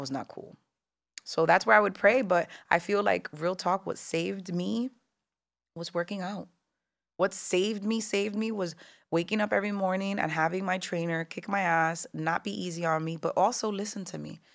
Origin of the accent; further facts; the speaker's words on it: Newark, New Jersey, United States; also born or lived in New York; I was born, raised in Newark, New Jersey, but New York has always been the stomping grounds and the backyard